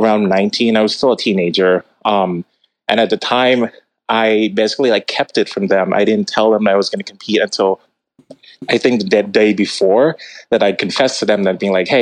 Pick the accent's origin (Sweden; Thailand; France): Thailand; moved away as an adult; also born or lived in New York; now in United States; I was born and raised in Thailand, and I moved to the United States at 18.